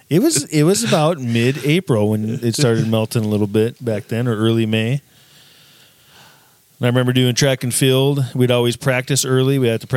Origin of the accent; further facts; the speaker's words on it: South Dakota, United States; moved away; growing up in South Dakota, I love spring because in South Dakota, it's like minus 20 degrees all the time in the winter.